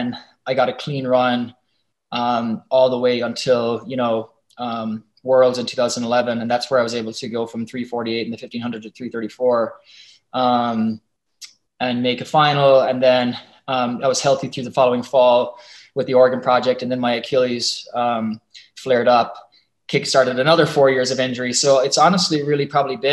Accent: Munster, Ireland; moved away; ran with my club out near my hometown

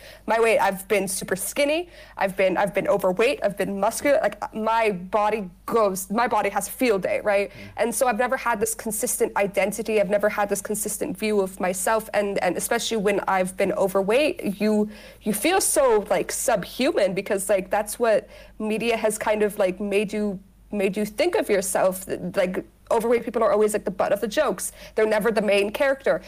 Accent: Dubai, United Arab Emirates; also born or lived in United States; I was born in America, but I mainly grew up in Dubai

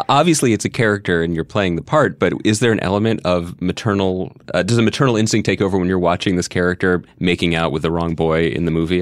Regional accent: Philadelphia, Pennsylvania, United States; We didn't grow up in Chicago. We're both from Philly.

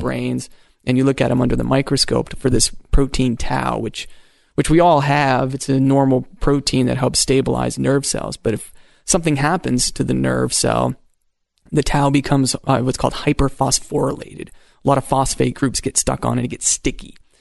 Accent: Maine, United States; I grew up in Maine

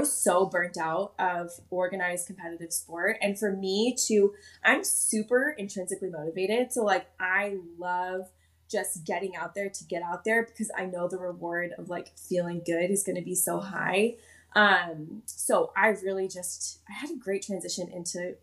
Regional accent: Midwest, United States; I grew up in the Midwest

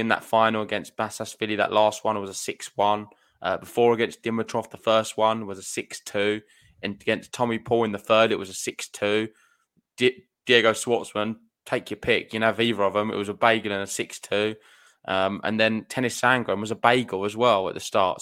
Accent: United Kingdom; being British

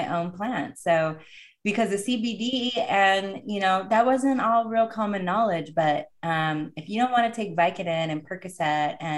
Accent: Oregon, United States; I'm from Oregon, so we come from the more liberal state

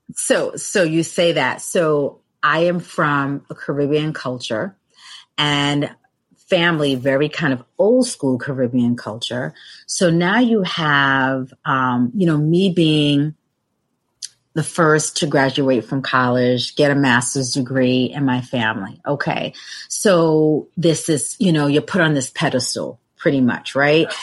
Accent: New York City, New York, United States; I grew up in Brooklyn

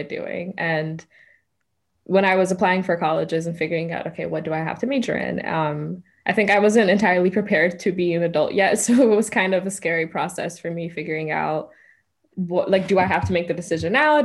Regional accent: Ethiopia; moved away as an adult; also born or lived in Kenya; now in United States; I was born in Ethiopia. That's where I was raised. So I'm Ethiopian full, like through and through. I speak Amharic, so I'm bilingual

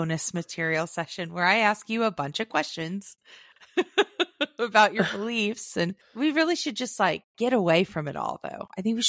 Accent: Boston, Massachusetts, United States; accent: Southie; I'm not going to insult the good people of Boston, my Southie trash accent.

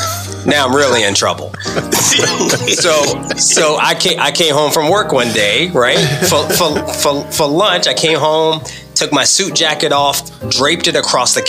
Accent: Southern Virginia, United States; I grew up in Southern Virginia.

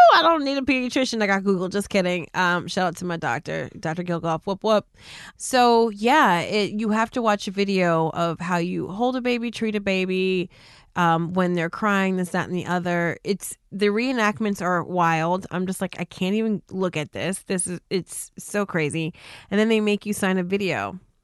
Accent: New Jersey, United States; also born or lived in West Coast; I'm from Jersey and it's almost like a speech impediment

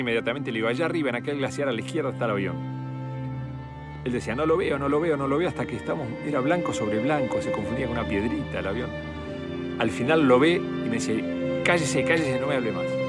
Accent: Uruguay; soy uruguayo

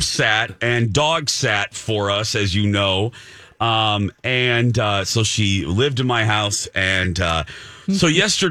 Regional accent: Indiana, United States; my Indiana public education

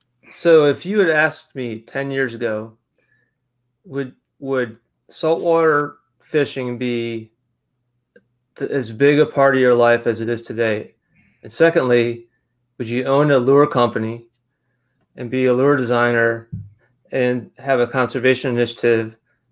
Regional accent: New York, United States; It's hard to lose it. But anyway, I grew up on the Finger Lakes.

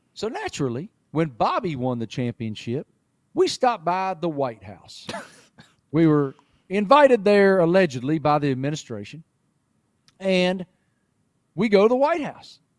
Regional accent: Appalachia, United States; moved away as an adult; now in Charlotte, United States; I grew up in Appalachia

